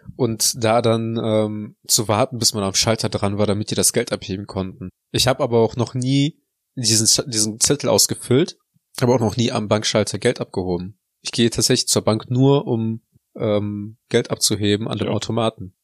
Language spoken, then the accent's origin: German; Neuss, North Rhine-Westphalia, Germany; also born or lived in Heinsberg; ich komme ja eigentlich nicht aus Heinsberg, sondern aus Neuss